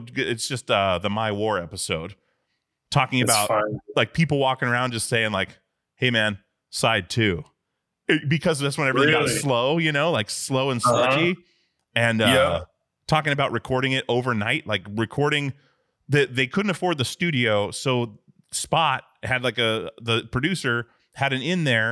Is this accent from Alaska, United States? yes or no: yes; Alaska, United States; I grew up in Alaska